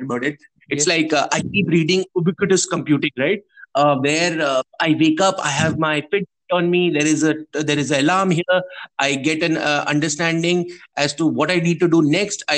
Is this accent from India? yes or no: yes; India; we are from India, where it's the largest democracy of the world